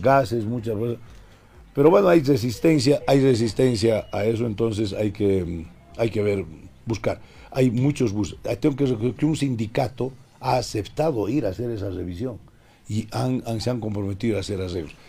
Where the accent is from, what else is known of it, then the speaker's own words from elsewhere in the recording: La Paz, Bolivia; also born or lived in Vallegrande; nací en La Paz, en la maternidad 18 de mayo